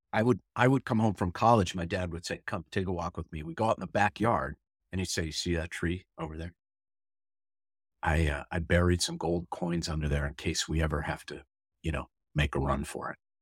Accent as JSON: {"language": "English", "town": "St. Louis Park", "region": "Minnesota", "country": "United States", "tie": "born or raised there", "said": "I was born in Saint Louis Park, Minnesota on June third in nineteen sixty"}